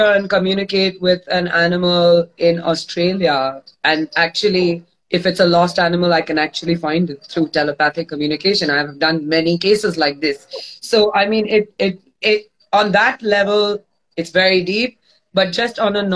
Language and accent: English; Mumbai, Maharashtra, India; moved away as an adult; now in Goa, India; I'm born and brought up in Bombay. I'm a thoroughbred city girl.